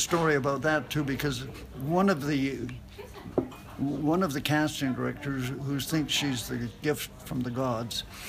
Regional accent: Canada; moved away; I'm Canadian

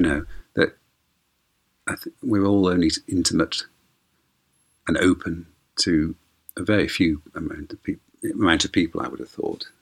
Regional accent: Bolton, North West England, United Kingdom; me for coming from Bolton

